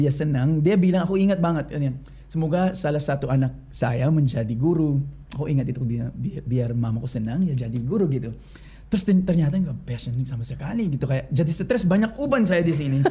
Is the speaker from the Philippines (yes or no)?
yes; Bolinao, Ilocos Region, Philippines; Indonesian is a second language; moved away as an adult; now in Jakarta, Indonesia; Bolinau yang nama kampung aku